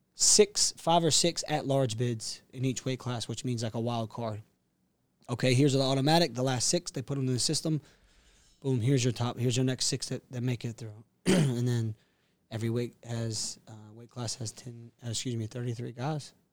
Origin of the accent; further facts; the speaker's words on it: Castle Hayne, North Carolina, United States; moved away as an adult; also born or lived in Atlanta, Georgia; from Castle Hain, North Carolina, which is the east coast of the U S